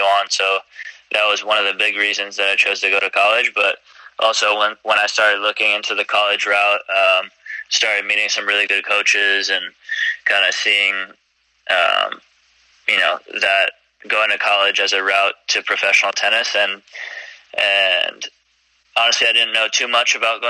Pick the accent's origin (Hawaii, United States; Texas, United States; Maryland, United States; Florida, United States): Florida, United States; Coral Springs; moved away as an adult; also born or lived in New York; now in Fort Worth, United States; I'm from Florida. I grew up in Florida, trained in Florida.